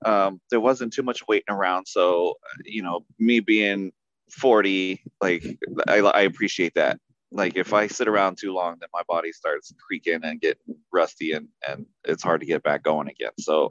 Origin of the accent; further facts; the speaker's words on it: United States; because we're from the States